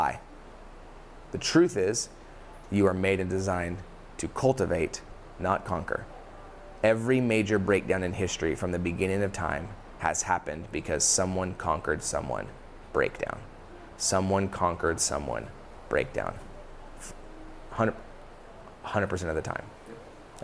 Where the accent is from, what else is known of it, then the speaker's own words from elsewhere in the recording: Dallas, Texas, United States; also born or lived in Kansas; I was born in Kansas and I lived there for about a week. Moved back to Dallas.